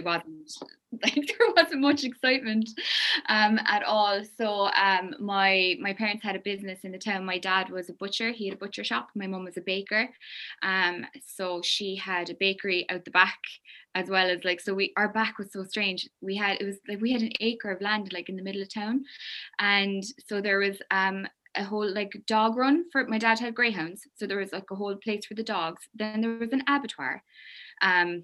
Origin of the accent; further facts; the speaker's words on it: Kilmallock, Munster, Ireland; also born or lived in Limerick City; I'm from County Limerick, Kilmallock, County Limerick, small town.